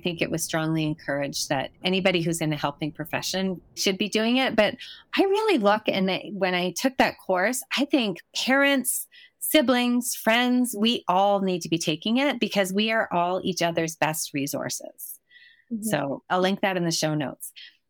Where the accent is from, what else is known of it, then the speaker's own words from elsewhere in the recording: Canada; obviously, you're in the States right now, but we're both Canadian.